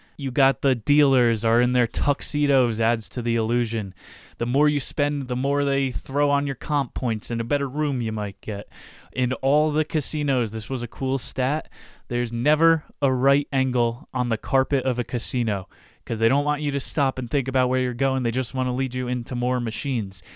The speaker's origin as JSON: {"language": "English", "region": "New Jersey", "country": "United States", "tie": "born or raised there", "said": "I grew up in Chris Christie's state where New Jersey, Johnson and Johnson, the headquarters is."}